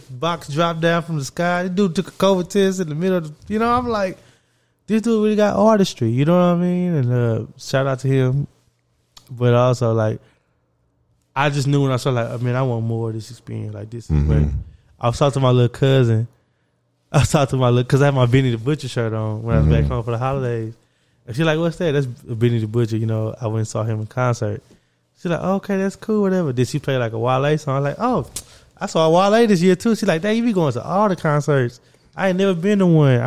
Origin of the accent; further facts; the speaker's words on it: Orange, Texas, United States; we come from Orange